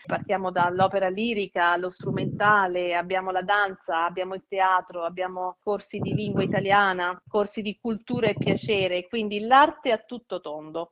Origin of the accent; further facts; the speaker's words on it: Italy; also born or lived in United States; Io sono italiana ma sono anche americana